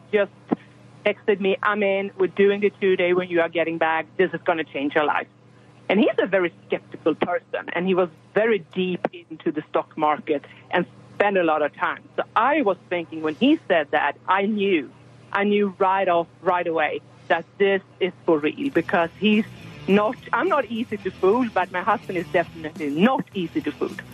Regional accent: Sweden; moved away as an adult; now in Texas, United States; I am from Europe, from Sweden, and um, we arrived in Texas because of my husband's job

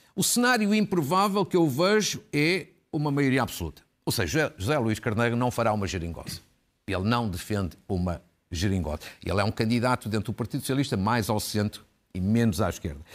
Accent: Guimarães, Braga, Portugal; Da Irmandade de São Torcato em Guimarães, que é a terra, por acaso, onde eu nasci

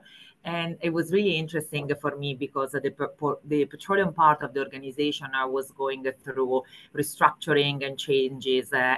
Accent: Italy; English is a second language; moved away as an adult; also born or lived in Spain / Switzerland; As you pick from my accent, I'm definitely not English speaker. That's not my natural language. I'm born and raised in Italy

